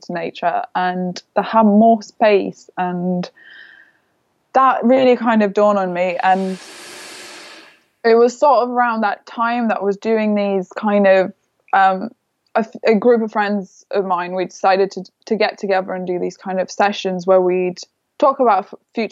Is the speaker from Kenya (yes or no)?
no; Lithuania; moved away as an adult; also born or lived in London; I grew up in Lithuania. I was there till I was 18.